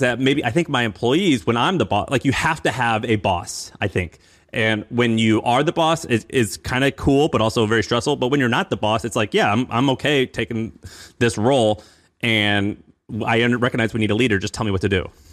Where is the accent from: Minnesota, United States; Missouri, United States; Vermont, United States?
Missouri, United States; I'm from Missouri